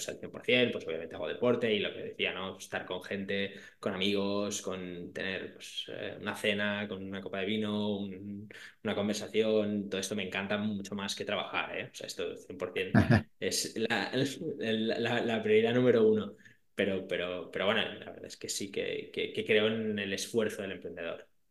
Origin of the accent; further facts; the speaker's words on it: Barcelona, Catalonia, Spain; soy de Barcelona, vivo en Barcelona